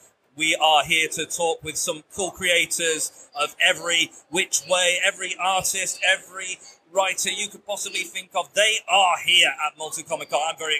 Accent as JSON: {"language": "English", "region": "England", "country": "United Kingdom", "said": "We're English. We're white, pale dudes."}